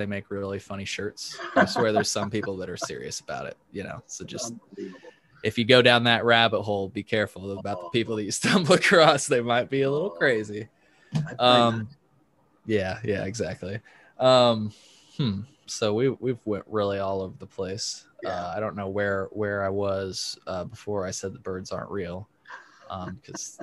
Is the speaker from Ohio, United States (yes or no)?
no; Effingham, Illinois, United States; accent: Southern; moved away; I am from Effingham, Illinois, originally.